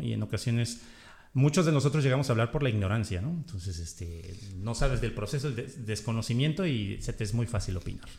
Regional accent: Mexico; como decimos en México

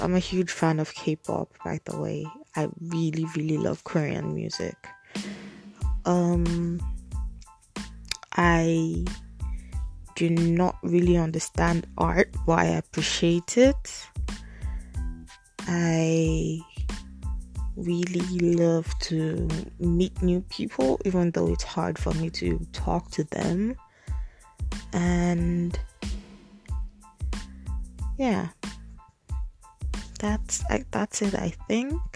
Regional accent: Nigeria; moved away as an adult; now in United States; I am Nigerian. I was born in Nigeria and I moved to America 2 years ago, 2016

